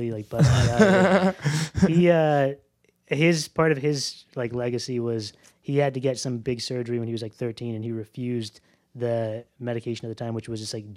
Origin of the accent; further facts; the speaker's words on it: Alaska, United States; moved away as an adult; also born or lived in Fairfax / Provo, Utah; now in Baltimore, United States; I was born in Fairfax, but I moved to Alaska when I was three. So that was like all I remember growing up.